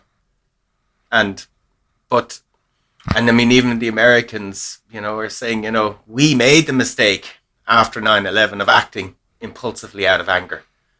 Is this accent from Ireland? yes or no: yes; Ireland; we're Irish